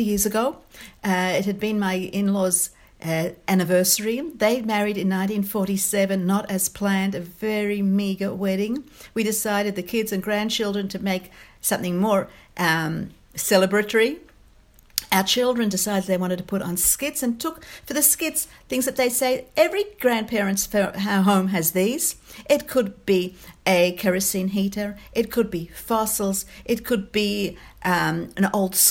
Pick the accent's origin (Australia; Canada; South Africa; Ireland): Australia; moved away as an adult; now in Israel; I'm Australian born and bred